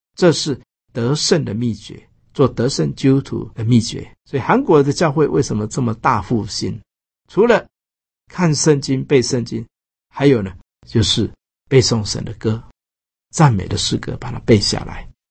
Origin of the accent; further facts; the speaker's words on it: Taiwan; 我们台湾人做礼拜